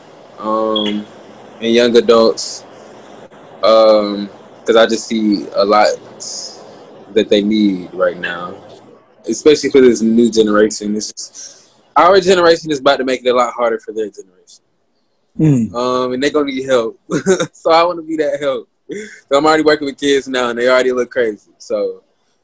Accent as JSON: {"language": "English", "town": "Atlanta", "region": "Georgia", "country": "United States", "tie": "born or raised there", "said": "I'm from Atlanta. I grew up here. I've been here my whole life"}